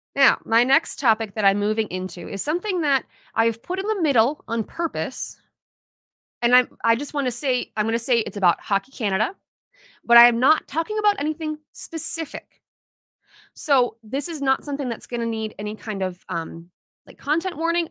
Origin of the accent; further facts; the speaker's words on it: Minnesota, United States; we're the state of hockey, because at all levels, we support our local teams